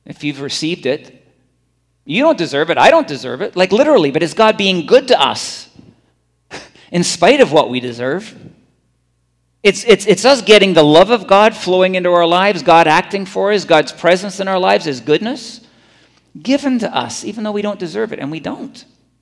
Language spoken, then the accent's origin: English; Scotland, United Kingdom; moved away; I'm from Scotland